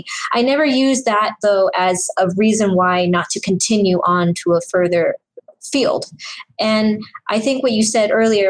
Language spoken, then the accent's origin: English; Singapore; And I can relate to that sentence because I came from Singapore.